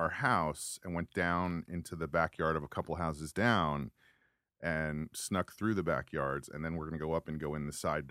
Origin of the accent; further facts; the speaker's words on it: New Rochelle, New York, United States; moved away as an adult; also born or lived in Pound Ridge / Worcester, Massachusetts; I grew up in New Rochelle.